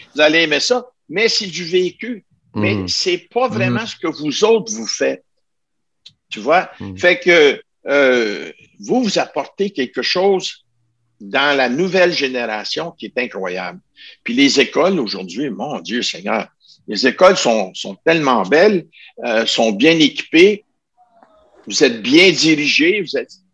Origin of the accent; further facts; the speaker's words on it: Ottawa, Ontario, Canada; Je viens de la région d'Ottawa